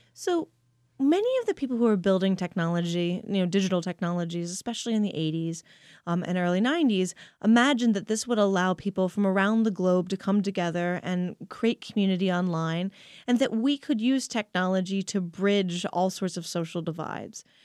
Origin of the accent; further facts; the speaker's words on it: Pennsylvania, United States; growing up in Pennsylvania.